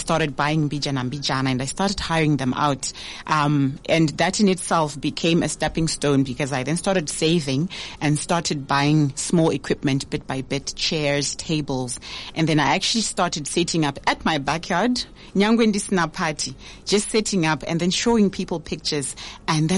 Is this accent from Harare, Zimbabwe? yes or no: yes; Harare, Zimbabwe; moved away as an adult; now in Mutare, Zimbabwe; born and raised in Harare